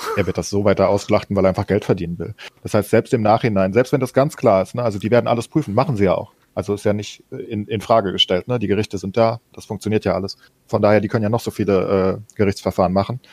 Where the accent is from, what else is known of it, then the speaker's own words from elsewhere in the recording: Germany; wir als Deutsche